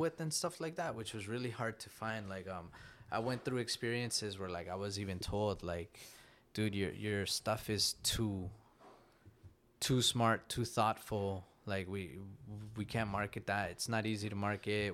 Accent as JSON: {"language": "English", "country": "Canada", "tie": "born or raised there", "also_born_or_lived": "Nicaragua", "said": "here in Canada, as a Canadian Latino"}